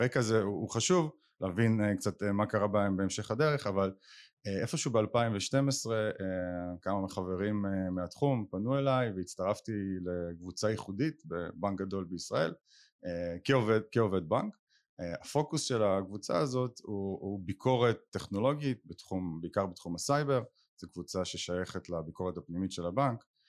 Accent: Israel; אני ישראלי היחיד

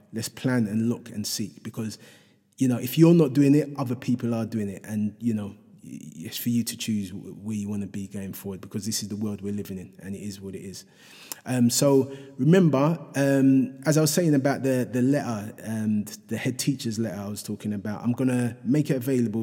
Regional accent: London, United Kingdom; in Hackney, um, my, my, my hometown, um, which I, which I love dearly

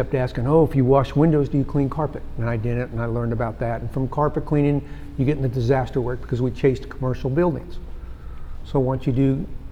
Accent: St. Louis, Missouri, United States; now in Dallas, United States; I grew up in St. Louis, which you know is a barbecue area.

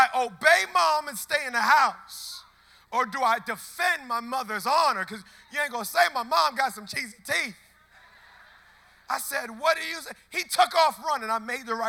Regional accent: Baltimore, Maryland, United States; I'm from Baltimore

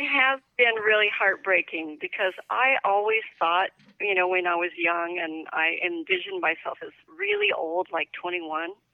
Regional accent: Northern California, United States; moved away as an adult; also born or lived in New Mexico / New York / Washington, D.C. / Tokyo; now in Florida, United States; I was raised in California, but I have roots in New Mexico

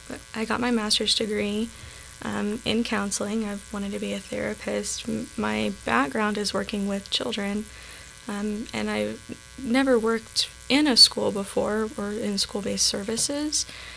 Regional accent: Austin, Texas, United States; now in Helena, United States; I was actually coming from Texas.

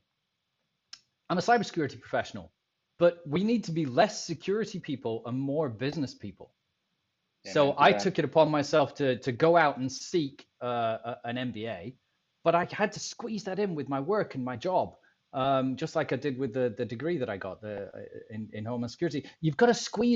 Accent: Scotland, United Kingdom; now in Tampa, United States; I'm a Scottish guy

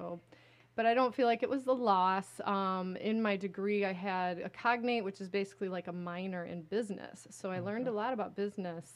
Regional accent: Caro, Michigan, United States; also born or lived in Decatur, Illinois / East Lansing, Michigan; now in Lansing, United States; we moved to the Thumb area in a place called Caro, Michigan. Okay. It's a small town in the Thumb. Grow sugar beets. We have a sugar beet factory there.

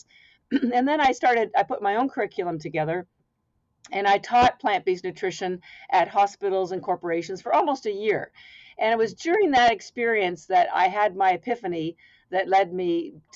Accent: Canada; now in Boston, United States; I'm actually Canadian by birth, although I've lived in Boston, Massachusetts for 33 years

